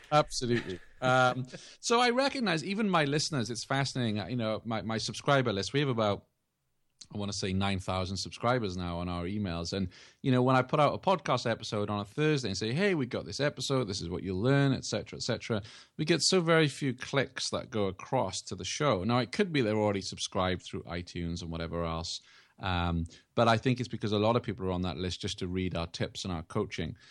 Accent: England, United Kingdom; moved away; I grew up in England

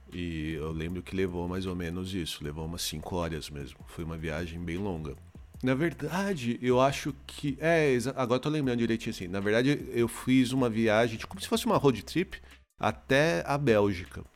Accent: Osasco, São Paulo, Brazil; moved away as an adult; now in Europe; eu sou de Osasco

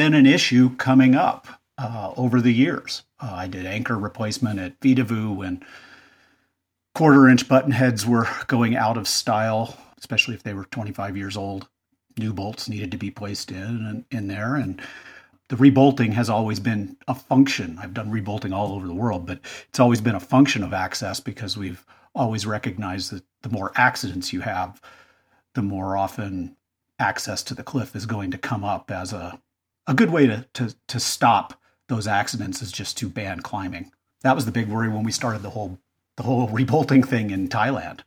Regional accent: Jackson, Wyoming, United States; I grew up in Jackson, Wyoming

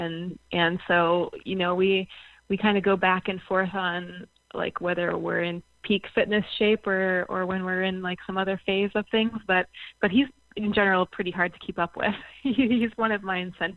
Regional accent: Alaska, United States; also born or lived in Soldotna, Alaska; I was born here, grew up in Alaska

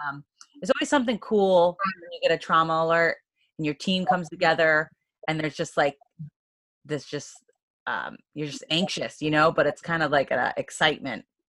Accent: Maine, United States; in Maine, I'm from Maine

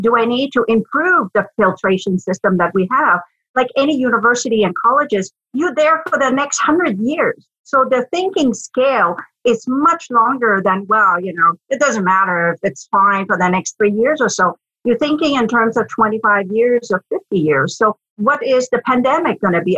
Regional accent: Quebec, Canada; moved away as an adult; also born or lived in Ottawa; I grew up in Quebec, did my degrees in French, you know, learned to speak French like a good Quebecois.

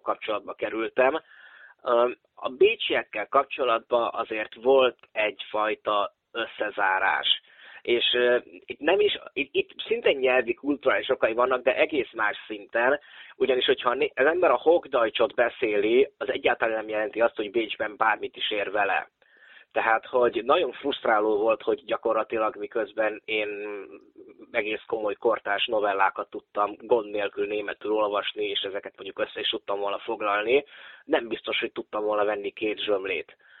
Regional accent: Oradea, Bihor County, Romania; also born or lived in Vienna, Austria / Budapest, Hungary; Nagyváradon, itt ahol én nőttem föl

